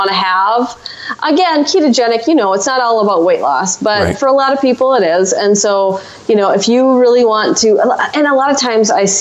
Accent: Wisconsin, United States; I'm from Wisconsin

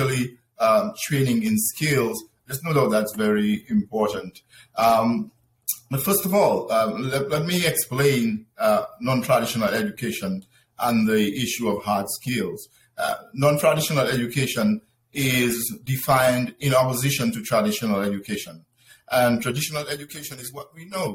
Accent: Dominica; moved away as an adult; also born or lived in Venezuela; now in United States; I was born in the Commonwealth of Dominica

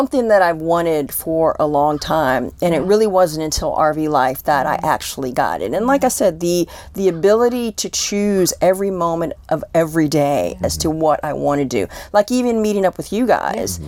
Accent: Columbia, Maryland, United States; moved away as an adult; also born or lived in Washington, District of Columbia, United States; I grew up in Columbia, Maryland

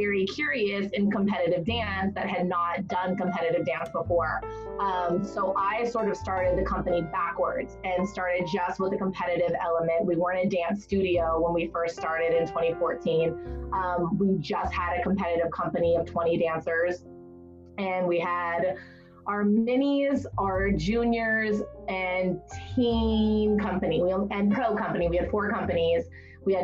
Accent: Atlanta, Georgia, United States; also born or lived in Wisconsin / New Jersey / Canada; now in Santa Barbara, United States; I'm from Atlanta, if you want to say I'm from somewhere. I moved around forever as a child from Wisconsin, New Jersey, Canada, Atlanta, but kind of like found home base in Atlanta.

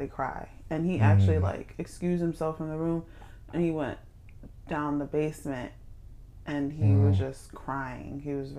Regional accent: Maryland, United States; I'm from Maryland.

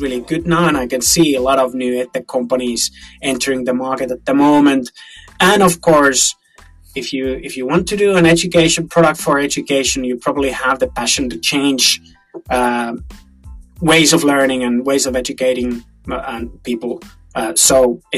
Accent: Finland; we are from Finland

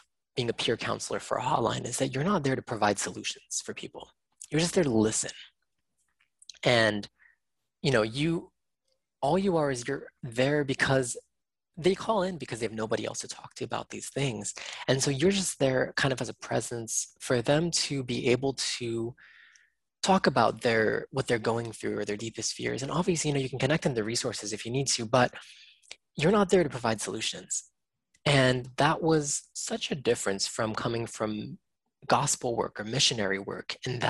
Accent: United States; that was my experience as an Asian American kid growing up in the States

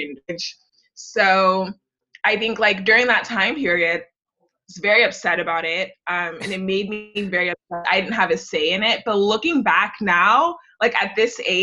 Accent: Houston, Texas, United States; growing up in Houston.

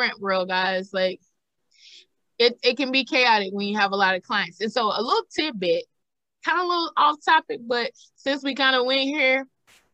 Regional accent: the South, United States; I'm a thick girl and I'm from the South

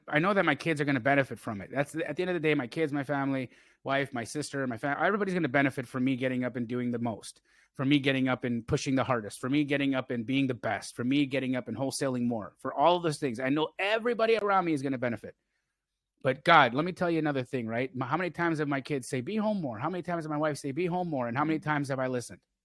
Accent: Calgary, Alberta, Canada; I grew up in Calgary, Alberta, Canada

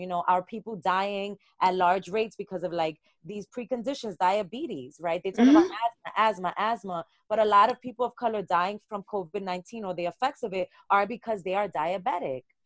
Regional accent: New York City, New York, United States; how our identity as people of color is so tied into neighborhoods, being from Brooklyn

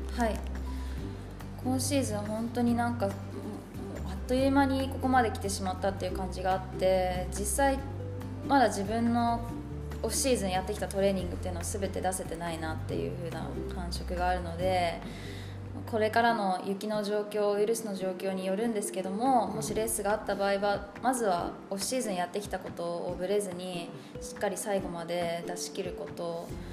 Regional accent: Nishiwaga, Iwate, Japan; 岩手県の西阿賀町というとこ出身です

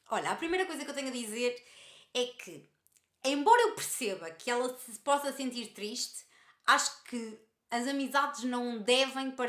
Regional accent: Lisbon, Portugal; Eu tenho 17 e ela 18, eu sou de Lisboa e ela de Albufeira, e por isso mesmo sempre nos habituámos à distância.

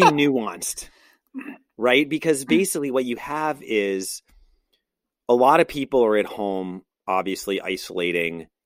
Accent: Brooklyn, New York, United States; I'm from Brooklyn

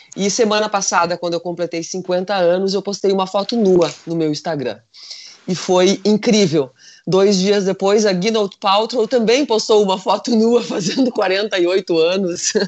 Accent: Rio Grande do Sul, Brazil; aqui no Rio Grande do Sul, que nós somos italianos, alemães, polacos

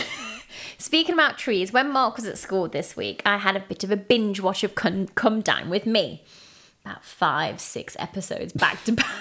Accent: England, United Kingdom

